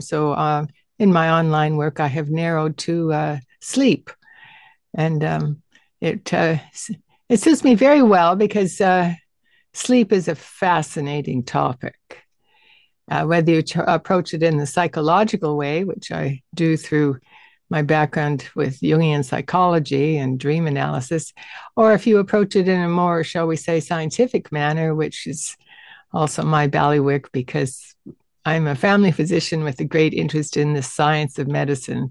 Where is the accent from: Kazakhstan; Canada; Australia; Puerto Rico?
Canada; Western Canada; I'm a Canadian from Western Canada